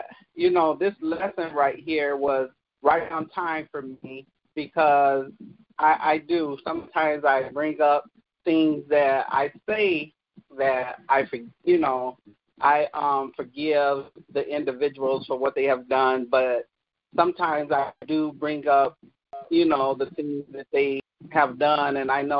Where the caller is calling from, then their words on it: Kalamazoo, Michigan, United States; I'm from Kalamazoo, Michigan.